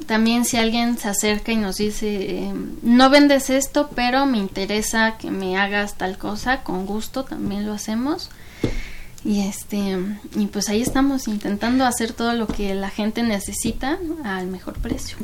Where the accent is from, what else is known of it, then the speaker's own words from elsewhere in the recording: Mexico; also born or lived in Canada; yo soy mexicana, amo mi país